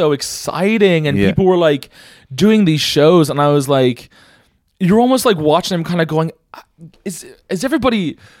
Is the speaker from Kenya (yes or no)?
no; Celbridge, Leinster, Ireland; also born or lived in Dublin; grew up from Kildare.